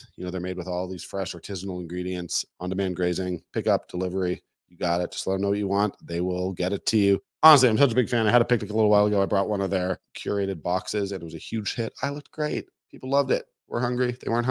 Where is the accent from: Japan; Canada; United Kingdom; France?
Canada; Toronto, Ontario; Like, I'm not a real Calgary guy. I'm sort of born and raised in Toronto, so I don't feel that rivalry